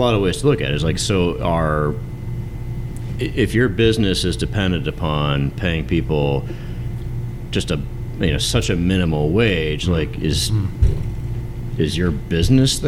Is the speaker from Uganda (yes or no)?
no; Cincinnati, Ohio, United States; now in Chicago area, United States; where I grew up in Cincinnati